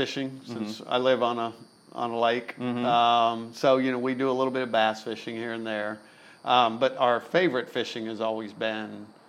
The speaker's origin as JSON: {"language": "English", "town": "Melbourne", "region": "Florida", "country": "United States", "tie": "born or raised there", "said": "We grew up in Melbourne."}